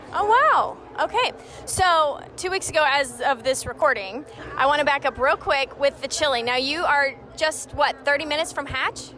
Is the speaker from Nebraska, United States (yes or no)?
no; Albuquerque, New Mexico, United States; moved away; I'm from Albuquerque